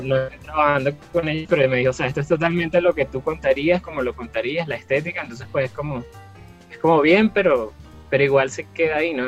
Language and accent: Spanish; Venezuela; moved away as an adult; now in Bogotá, Colombia; emigré de Venezuela